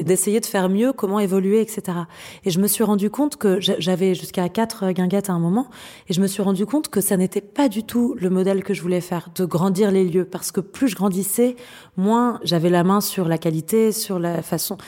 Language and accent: French; France; chez nous en France